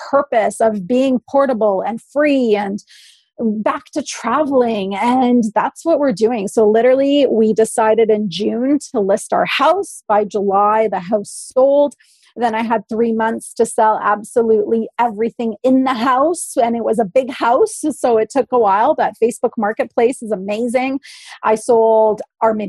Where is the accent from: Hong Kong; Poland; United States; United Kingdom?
Poland; also born or lived in Oakville, Ontario, Canada; now in British Columbia, Canada; I come from an immigrant family, I was born in Poland